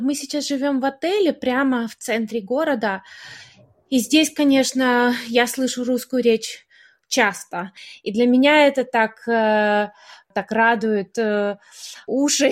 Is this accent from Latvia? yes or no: no; Melbourne, Victoria, Australia; moved away as an adult; also born or lived in Kharkiv, Ukraine / New York, United States / Canberra, Australia / Brisbane, Australia; now in Istanbul, Turkey; И в 94-м э, моя семья переехала в Мельбурн. Ага. И мне было 9 лет, и я с тех пор живу в Мельбурне